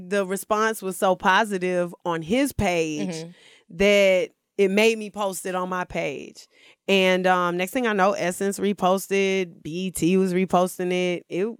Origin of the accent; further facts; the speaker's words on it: Stone Mountain, Georgia, United States; So I'm originally from Atlanta, born and raised. Stone Mountain specifically.